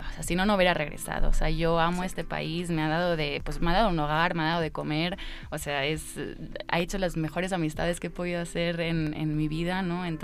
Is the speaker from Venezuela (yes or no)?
no; Mexico City, Mexico; also born or lived in Barcelona, Spain; a ver, yo crecí en México, o sea, yo nací en Barcelona y cuando tenía 12 años, ah, bueno, cuando tenía 11 años mandaron a mi papá a México por temas de trabajo. Y al año nos vinimos con mi hermana, mi mamá y yo.